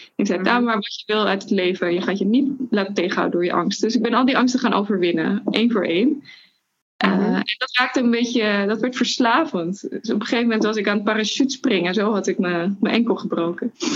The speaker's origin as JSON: {"language": "Dutch", "country": "Netherlands", "said": "We komen uit Nederland"}